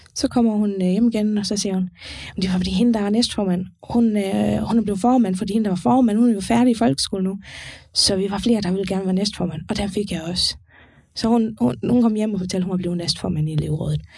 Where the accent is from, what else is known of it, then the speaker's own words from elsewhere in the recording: Faroe Islands; now in Denmark; jeg kommer fra Færøen